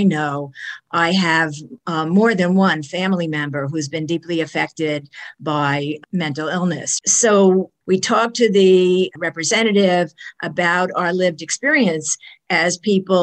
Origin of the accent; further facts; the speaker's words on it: New York City, New York, United States; I am a New Yorker through and through. I was born in a hospital in New York City. My parents were living in Brooklyn, and we lived in that apartment for many years. The family moved to the suburbs when I was a teenager.